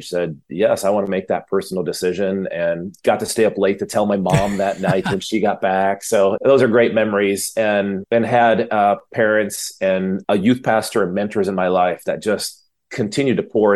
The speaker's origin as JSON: {"language": "English", "region": "Michigan", "country": "United States", "tie": "born or raised there", "said": "come from a home that my dad was a minister. He was a pastor up in Michigan. And so being a middle child, small town"}